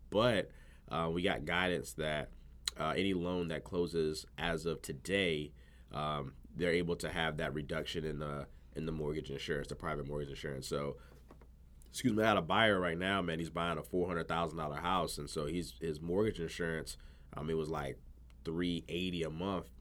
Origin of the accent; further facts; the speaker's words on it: Virginia, United States; also born or lived in Providence, Rhode Island / North Carolina; I was raised in Virginia